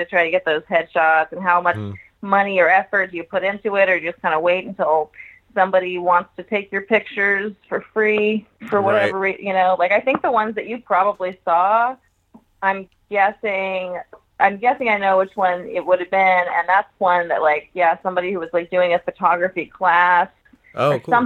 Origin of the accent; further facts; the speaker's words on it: Houston, Texas, United States; also born or lived in Dallas / Orlando / New York / Boston; now in Austin, United States; I lived in Houston until I was 17